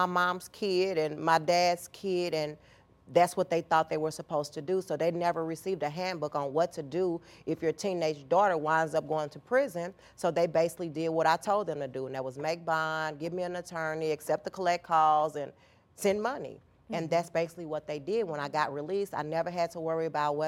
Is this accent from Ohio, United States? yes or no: no; St. Louis, Missouri, United States; I'm born and raised in St. Louis